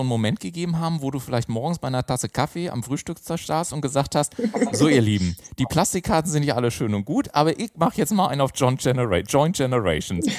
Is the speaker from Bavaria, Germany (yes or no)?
yes; Garmisch-Partenkirchen, Bavaria, Germany; now in Hamburg, Germany; Ich komme ja aus Garmisch-Partenkirchen, wie gesagt, ursprünglich gesagt, und bin dann nach Hamburg zugezogen.